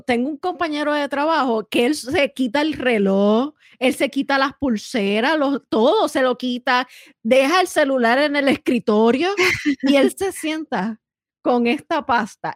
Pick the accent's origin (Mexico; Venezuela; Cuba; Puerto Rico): Puerto Rico; nosotras somos boricua